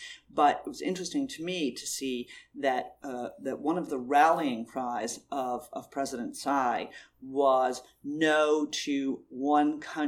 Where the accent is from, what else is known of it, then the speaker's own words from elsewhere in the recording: United States; As an American